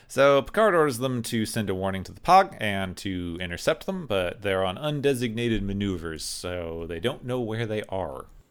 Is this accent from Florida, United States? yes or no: no; Arizona, United States; I grew up in Arizona